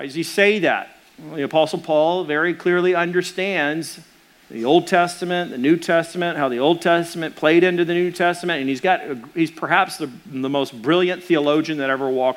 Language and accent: English; Arkansas, United States; I'm from Arkansas